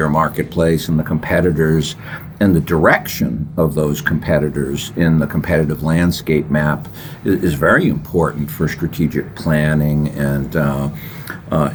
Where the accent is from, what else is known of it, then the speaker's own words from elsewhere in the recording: Massachusetts, United States; I grew up in Massachusetts